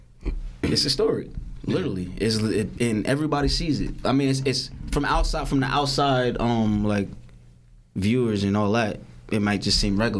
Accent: Newark, New Jersey, United States; I'd rather fight in my hometown

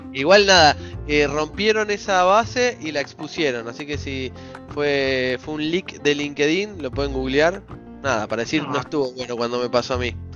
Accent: Ramos Mejía, Buenos Aires Province, Argentina; moved away; yo di vueltas por el mundo, pero soy de Ramos Mejía originalmente

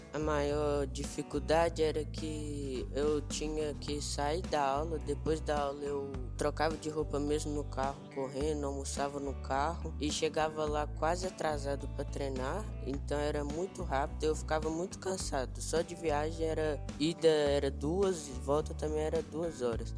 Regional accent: Ouro Preto, Minas Gerais, Brazil; eu sou daqui de Ouro Preto mesmo, nasci em Ouro Preto

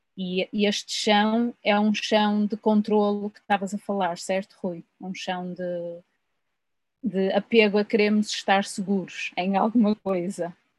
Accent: Portugal

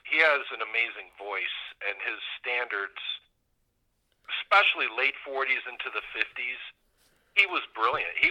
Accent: Binghamton, New York, United States; moved away; I'm from upstate, Binghamton area.

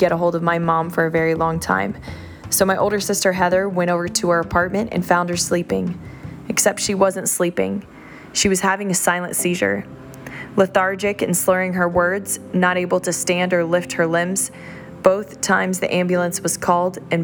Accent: Orlando, Florida, United States; now in South Florida, United States; Orlando, Florida, my hometown

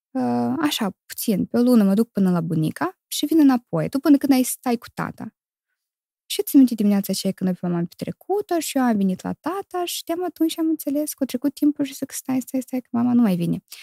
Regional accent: Chișinău, Moldova; born or raised there; moved away; also born or lived in Criuleni, Moldova / Italy

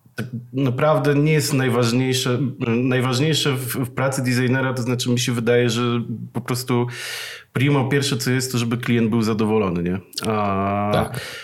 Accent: Przasnysz, Masovian Voivodeship, Poland; ja pochodzę z miasteczka takiego, e, małego, e, nazywa się Przasnysz

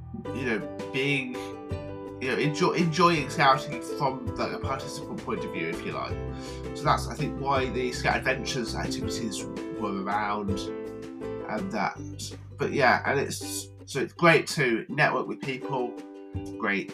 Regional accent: Midlands, United Kingdom; accent: Midlands; my Midlands accent

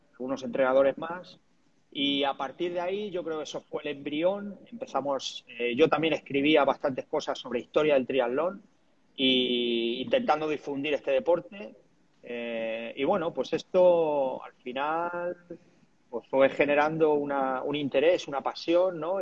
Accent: Talavera de la Reina, Castilla-La Mancha, Spain; empecé a entrenar a triatletas de allí de mi pueblo y a partir de ahí también creamos el equipo de triatlón en Talavera

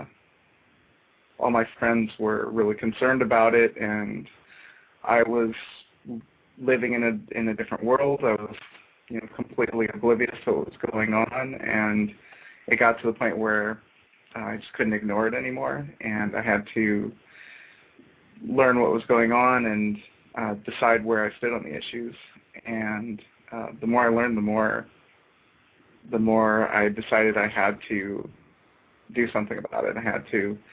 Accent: United States; growing up in America

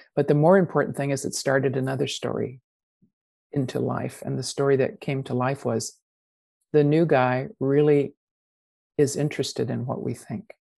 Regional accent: United States; accent: American; moved away as an adult; also born or lived in New Zealand; I have an American accent because I grew up with it and I was 25 already by the time I went to New Zealand

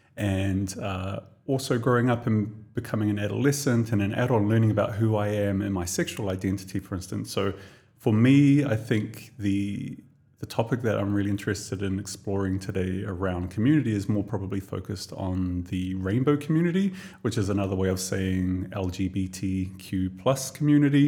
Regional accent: Tokomaru Bay, Gisborne, New Zealand; moved away as an adult; now in Dubai, United Arab Emirates; a little tiny little town on the east coast of the North Island of New Zealand called Tokomaru Bay. So that's where I was born and raised

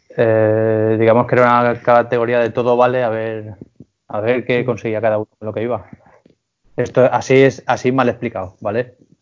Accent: Spain; siendo español

